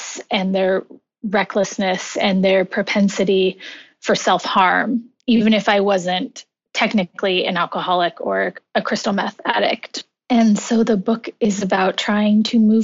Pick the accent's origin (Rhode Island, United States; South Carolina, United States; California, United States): California, United States; moved away as an adult; also born or lived in New York City; I returned home to California